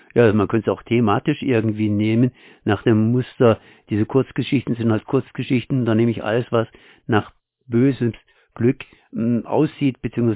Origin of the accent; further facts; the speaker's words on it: Germany; als Deutscher